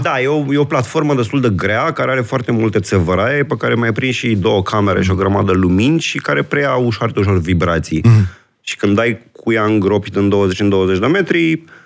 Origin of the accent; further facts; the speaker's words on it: Bucharest, Romania; sunt născut și crescut în București